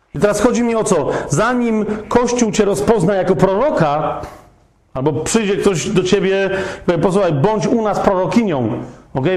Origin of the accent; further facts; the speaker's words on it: Kraków, Lesser Poland, Poland; ja jestem z Krakowa.